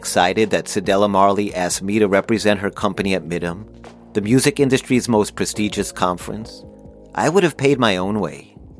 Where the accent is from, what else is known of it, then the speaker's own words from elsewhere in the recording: Long Island, New York, United States; now in Kingston, Jamaica; No, I'm not from Kingston. I'm actually from Long Island, New York. I'm just working there now.